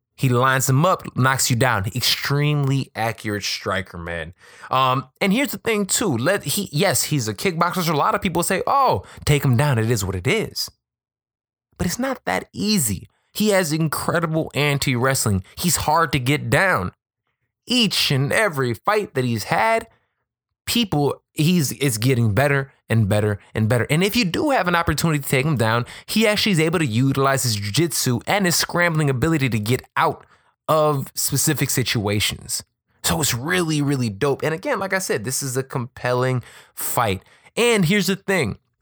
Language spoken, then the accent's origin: English; Chicago, Illinois, United States; I'm from Chicago